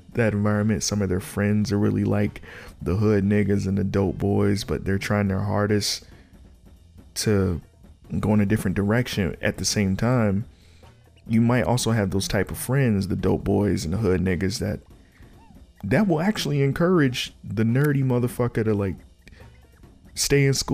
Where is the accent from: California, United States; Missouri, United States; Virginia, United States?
Virginia, United States; Norfolk; I'm from Norfolk, but I grew up in between Virginia Beach and Norfolk.